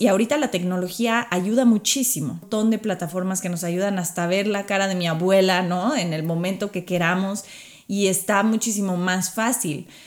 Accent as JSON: {"language": "Spanish", "country": "Mexico", "also_born_or_lived": "Qatar", "first_language": "Spanish", "moved": "as an adult", "lives_now": "United States", "said": "Ya he estado viviendo fuera de México hace varios años"}